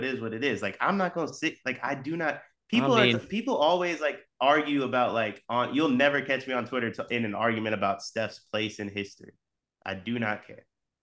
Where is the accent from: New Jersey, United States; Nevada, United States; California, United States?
California, United States; San Francisco; also born or lived in Richmond; I was born in San Francisco.